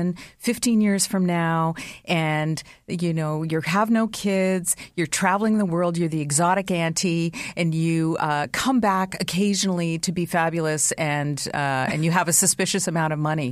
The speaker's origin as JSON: {"language": "English", "town": "London", "region": "Ontario", "country": "Canada", "tie": "born or raised there", "also_born_or_lived": "Toronto", "said": "growing up in London, I worked at the airport all through high school and university"}